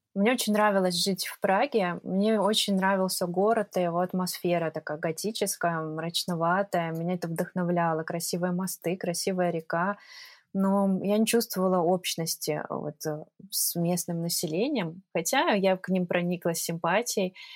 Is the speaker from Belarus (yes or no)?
yes; Minsk, Belarus; moved away as an adult; also born or lived in Prague, Czech Republic; now in Tbilisi, Georgia; Я жила в Минске